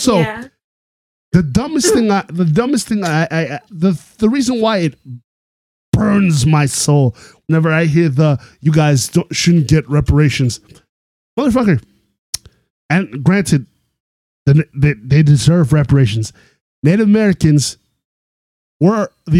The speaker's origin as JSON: {"language": "English", "country": "Canada", "said": "as a Canadian"}